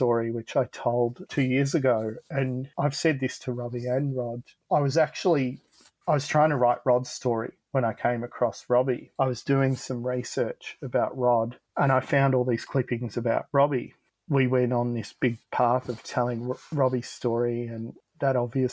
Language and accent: English; Frankston, Victoria, Australia; we're from Frankston, so it can be pretty rough around here